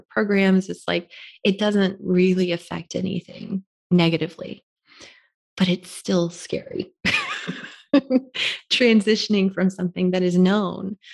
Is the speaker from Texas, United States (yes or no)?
no; Florida, United States; moved away as an adult; growing up in Florida